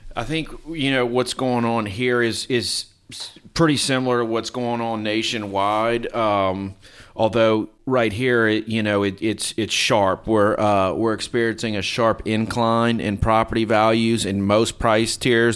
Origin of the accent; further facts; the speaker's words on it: Lafayette, Louisiana, United States; also born or lived in Minneapolis, Minnesota; I'm from Lafayette, South Louisiana.